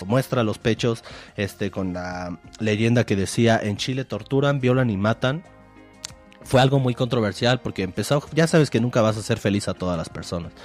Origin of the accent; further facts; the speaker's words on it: Mexico; nosotros como mexicanos